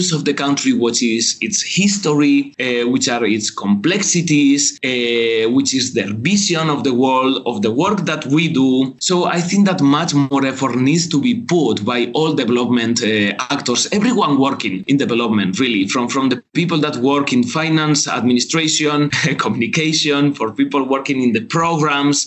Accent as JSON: {"language": "English", "country": "Spain", "also_born_or_lived": "Jakarta, Indonesia", "moved": "as an adult", "lives_now": "Indonesia", "said": "I'm from Spain"}